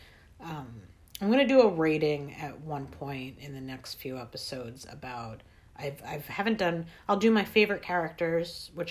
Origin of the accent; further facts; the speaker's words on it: New York, United States; I'm from New York